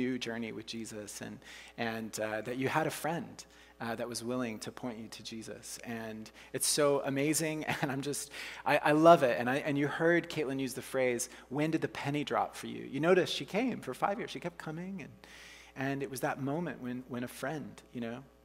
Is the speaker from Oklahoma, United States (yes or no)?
yes; Oklahoma, United States; moved away as an adult; also born or lived in Canada; I'm from the States, you know, from Oklahoma